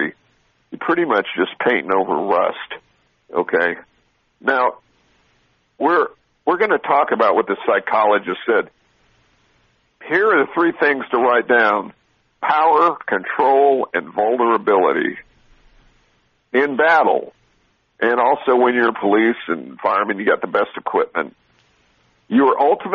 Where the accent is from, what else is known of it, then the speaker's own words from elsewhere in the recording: Southern California, United States; I grew up in Southern California